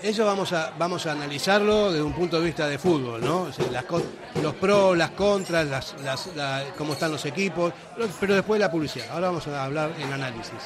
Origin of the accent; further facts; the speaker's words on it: Argentina; moved away; como argentino de origen